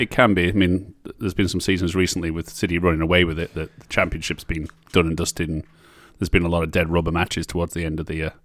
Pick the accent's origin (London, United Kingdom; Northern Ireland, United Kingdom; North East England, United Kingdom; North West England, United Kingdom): North West England, United Kingdom; Barrow-in-Furness; I absolutely am from there. I was born there.